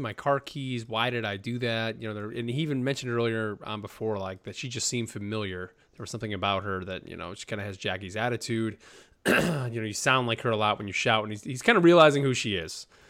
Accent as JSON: {"language": "English", "region": "New York", "country": "United States", "moved": "yes", "lives_now": "North Carolina, United States", "said": "I'm from New York, live in North Carolina."}